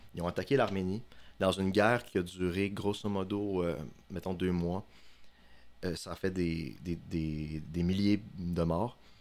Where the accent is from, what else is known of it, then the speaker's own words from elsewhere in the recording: Chicoutimi, Quebec, Canada; moved away as an adult; now in Sherbrooke, Canada; je suis un gars du Saguenay comme vous. Euh, j'ai grandi à Chicoutimi.